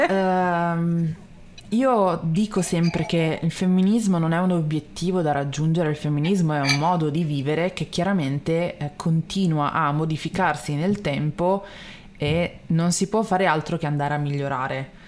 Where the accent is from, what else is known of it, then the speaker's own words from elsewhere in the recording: Milan, Lombardy, Italy; io sono milanese imbruttita